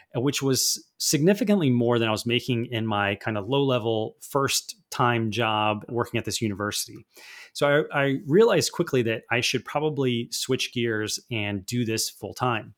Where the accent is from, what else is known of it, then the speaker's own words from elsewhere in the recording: United States; also born or lived in Vancouver, Canada; as an American trying to go to an international private school